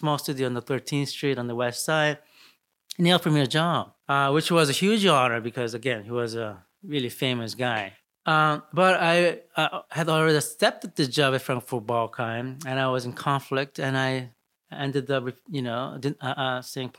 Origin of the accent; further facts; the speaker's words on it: Brazil; also born or lived in Seoul, Korea; now in New York, United States; I grew up in Brazil